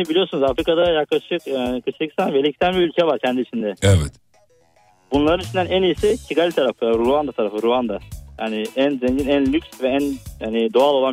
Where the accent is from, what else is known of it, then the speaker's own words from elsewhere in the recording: the East, Eastern Anatolia, Turkey; now in Germany; Karadeniz değilim. Peki. Doğu tarafındanım.